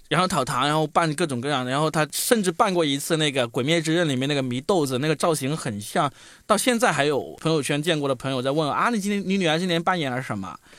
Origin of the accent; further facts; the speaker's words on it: China; 我们中国人